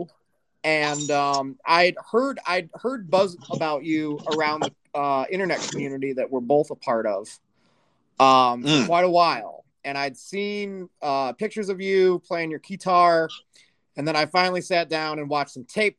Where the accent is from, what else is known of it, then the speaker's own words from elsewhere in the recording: Chicago, Illinois, United States; also born or lived in Tennessee; I've lived in Chicagoland for most all of my life, other than when I lived in Tennessee for a bit during my college years.